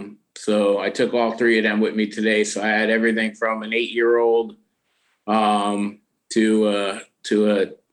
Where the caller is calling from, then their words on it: Stony Creek, New York, United States; as Nick said, I'm calling from Stony Creek, New York, which is a small town of about 650 people in the southern Adirondacks of New York.